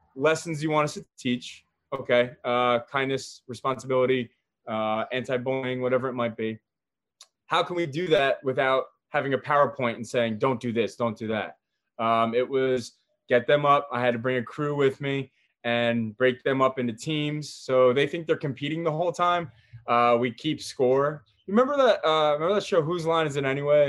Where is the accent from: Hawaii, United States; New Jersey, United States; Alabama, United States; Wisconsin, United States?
New Jersey, United States; I was born and raised in Jersey